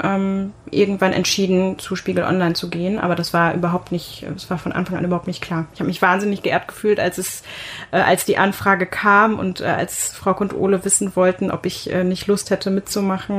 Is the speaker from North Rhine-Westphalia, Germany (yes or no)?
yes; Münster, North Rhine-Westphalia, Germany; ich bin in Münster geboren, also ich kannte die Stadt auch ganz gut